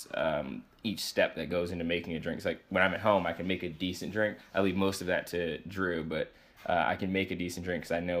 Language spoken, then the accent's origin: English; Baltimore, Maryland, United States; moved away as an adult; also born or lived in Boston; now in New York, United States; I grew up in a city. I'm from Baltimore, Maryland.